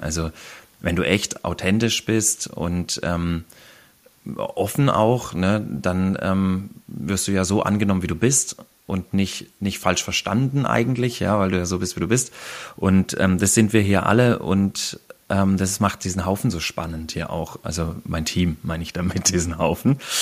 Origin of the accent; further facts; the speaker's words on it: Black Forest, Baden-Württemberg, Germany; wir hier bei uns im Schwarzwald wir vespern